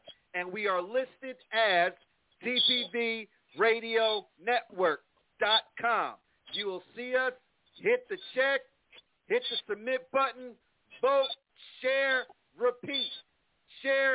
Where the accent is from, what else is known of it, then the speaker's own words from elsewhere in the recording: Plainfield, New Jersey, United States; moved away; my hometown, yes, Plainfield, New Jersey